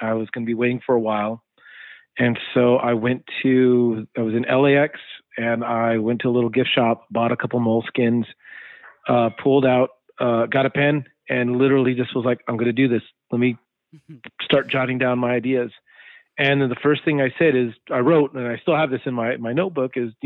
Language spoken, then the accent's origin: English; California, United States; now in Texas, United States; I'm not a Texan. I'm a Californian through and through that lives in Texas.